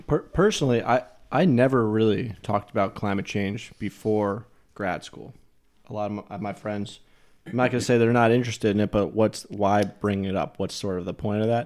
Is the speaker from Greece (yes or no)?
no; New Jersey, United States; I'm from New Jersey